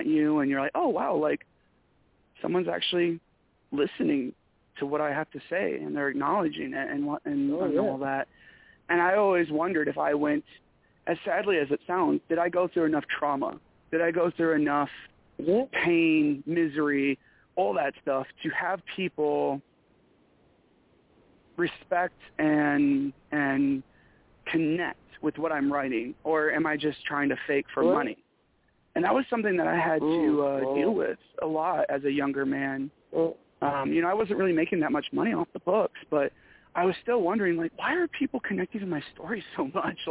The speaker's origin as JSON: {"language": "English", "region": "Michigan", "country": "United States", "accent": "Michigan", "moved": "yes", "said": "I just got done talking to somebody from Michigan, and my accent came back so bad"}